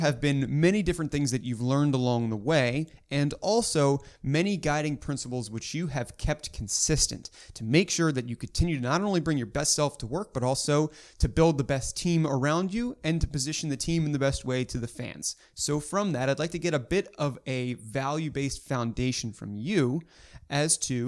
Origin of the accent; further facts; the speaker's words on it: Baltimore, Maryland, United States; I'm born and bred there